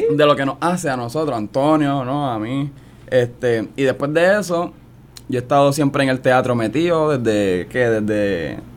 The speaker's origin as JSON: {"language": "Spanish", "town": "San Juan", "country": "Puerto Rico", "tie": "born or raised there", "also_born_or_lived": "New Jersey, United States", "said": "yo soy también, oye, ¿sabes que yo nací en Estados Unidos, en New Jersey? A los cuatro años vinimos para Lloren Torres, donde es mi familia, y me crié."}